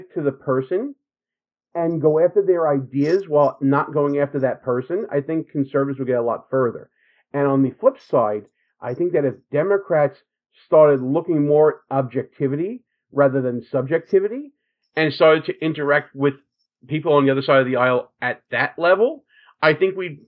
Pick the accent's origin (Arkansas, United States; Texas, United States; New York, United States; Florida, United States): New York, United States; New York City; we're both from Brooklyn